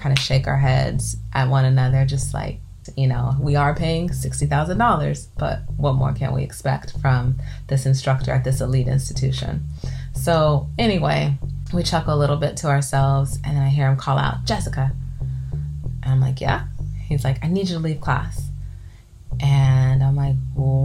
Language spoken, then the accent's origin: English; California, United States; I grew up in California